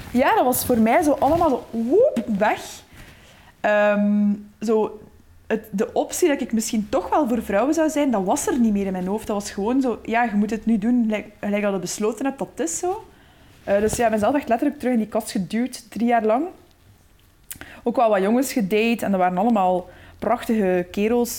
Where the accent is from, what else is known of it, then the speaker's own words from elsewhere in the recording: Waarschoot, Flanders, Belgium; ik kom uit de Boerse Waarschoot. Dat is een, een, dorp niet ver van Gent.